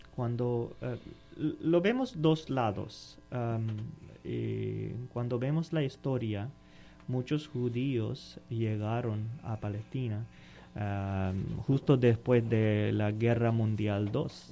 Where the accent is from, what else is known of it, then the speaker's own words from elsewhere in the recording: Pakistan; Spanish is a second language; moved away; yo soy de Pakistán